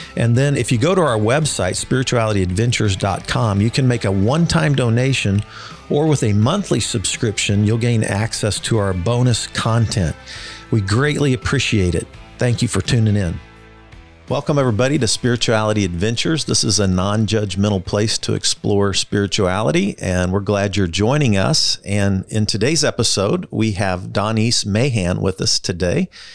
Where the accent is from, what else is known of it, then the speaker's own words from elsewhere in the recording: Kansas City, Missouri, United States; when I was growing up in the Northland, there were hardly any stoplights